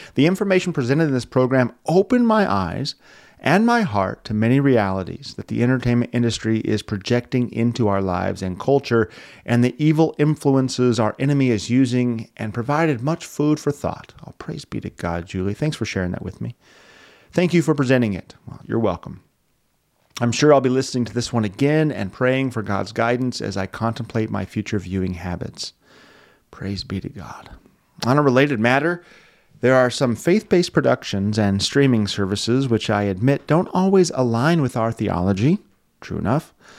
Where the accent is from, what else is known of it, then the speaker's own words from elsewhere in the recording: Wyoming, United States; moved away; I'm from Wyoming.